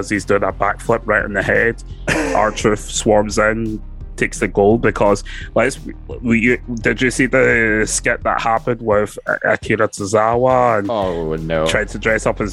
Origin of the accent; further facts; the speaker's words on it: Scotland, United Kingdom; we're from Scotland